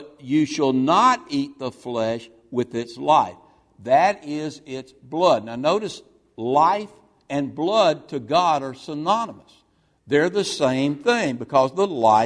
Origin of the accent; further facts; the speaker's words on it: Mississippi, United States; when I was growing up in Mississippi as a young boy